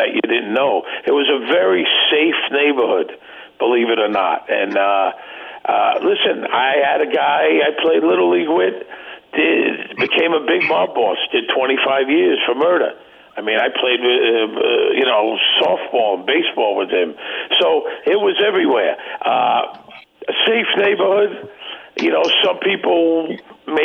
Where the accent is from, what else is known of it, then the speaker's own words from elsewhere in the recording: New York City, New York, United States; I grew up in Bensonhurst in Brooklyn